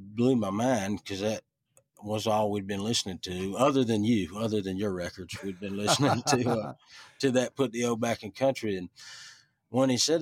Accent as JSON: {"language": "English", "town": "Richland", "region": "Georgia", "country": "United States", "tie": "born or raised there", "also_born_or_lived": "Americus, Georgia / Ellaville, Georgia", "said": "I always say I was born in Americus. I was, I grew up in Ellaville, and I was raised in Richland, Georgia"}